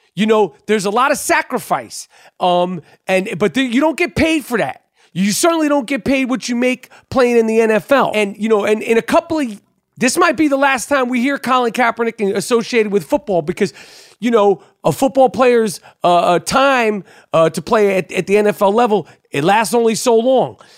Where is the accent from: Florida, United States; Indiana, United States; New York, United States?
New York, United States; growing up in New York.